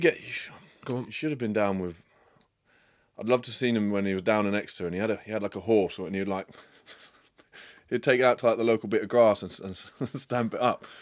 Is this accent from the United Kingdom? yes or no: yes; England, United Kingdom; an English guy